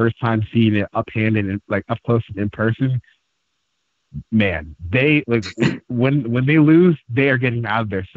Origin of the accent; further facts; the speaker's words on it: Baltimore, Maryland, United States; also born or lived in Atlanta; now in Brooklyn, United States; I grew up in Baltimore